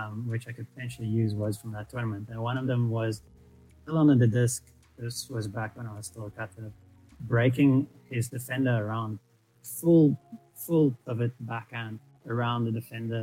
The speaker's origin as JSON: {"language": "English", "country": "South Africa", "said": "we are South African and we are mostly based in Cape Town."}